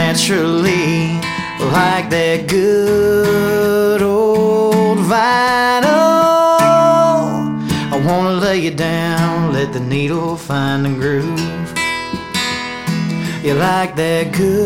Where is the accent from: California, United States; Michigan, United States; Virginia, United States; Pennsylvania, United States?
Michigan, United States; moved away as an adult; now in Nashville, United States; I'm from Michigan. I moved to Nashville about 2 years ago